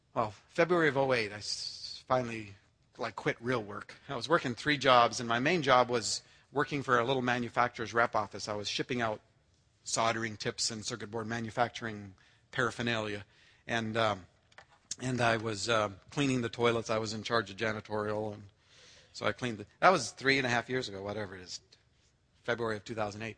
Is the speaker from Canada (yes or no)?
yes; Canada; I'm Canadian born.